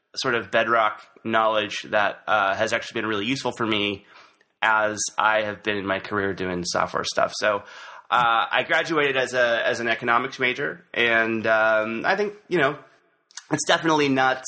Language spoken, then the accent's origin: English; Santa Barbara, California, United States; also born or lived in Goleta, California; I am a native Californian. Uh, I was born here in Santa Barbara, actually in uh, a little town north of here called Goleta. But I've lived in Santa Barbara most of my life